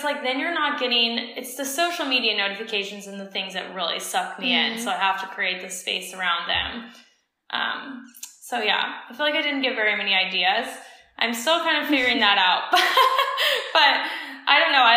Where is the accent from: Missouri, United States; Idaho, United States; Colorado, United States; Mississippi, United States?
Colorado, United States; growing up in Colorado, in the States